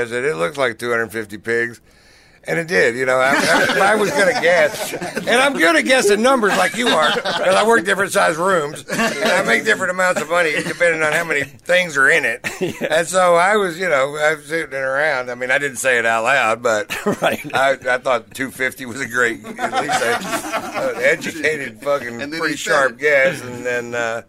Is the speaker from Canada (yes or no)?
yes; Canada; Well, I'm Canadian.